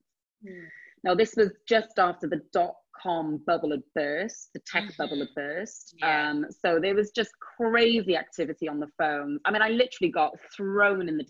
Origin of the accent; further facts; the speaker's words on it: Wales, United Kingdom; moved away as an adult; I'm from a small town in Wales. I'm not from London